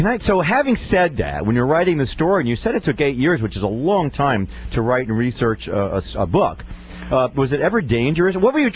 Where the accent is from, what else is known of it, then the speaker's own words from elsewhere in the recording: Northeast, United States; I come from the Northeast. I'm familiar with Pennsylvania.